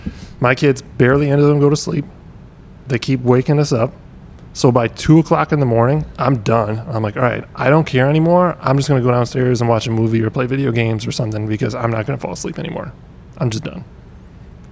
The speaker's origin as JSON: {"language": "English", "region": "Wisconsin", "country": "United States", "moved": "yes", "said": "I hail from 12 hours north"}